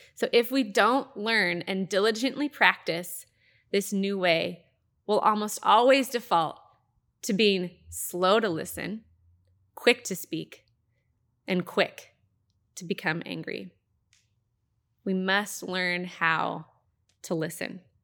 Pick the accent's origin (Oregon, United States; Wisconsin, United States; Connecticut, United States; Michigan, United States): Oregon, United States; Happy Valley; I grew up in the Happy Valley, Clackamas area.